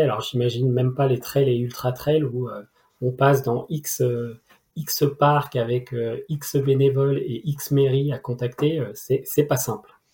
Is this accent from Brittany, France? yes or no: no; region of the SaintéLyon race, Auvergne-Rhône-Alpes, France; moved away; qui est dans ma région d'origine